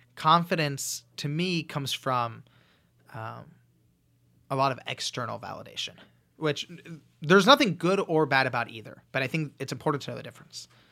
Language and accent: English; Los Angeles, California, United States; I grew up in Los Angeles.